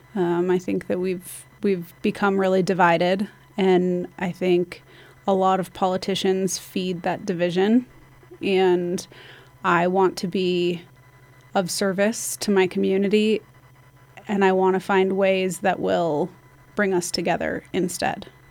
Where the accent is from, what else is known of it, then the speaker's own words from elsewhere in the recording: Basalt, Colorado, United States; now in Carbondale, United States; I grew up in Basalt, so my, I've been here my whole life